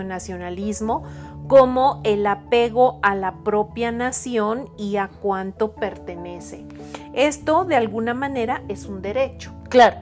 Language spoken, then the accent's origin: Spanish; Mexico; now in Puebla, Mexico; soy mexicana